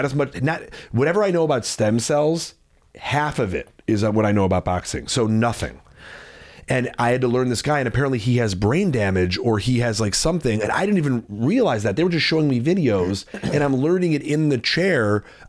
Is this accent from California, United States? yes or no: no; Chicago, Illinois, United States; I'm from Chicago.